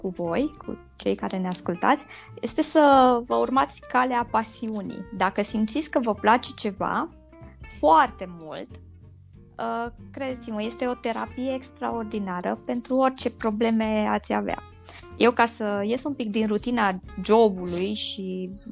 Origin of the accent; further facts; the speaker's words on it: Transylvania, Romania; deși sunt ardeleancă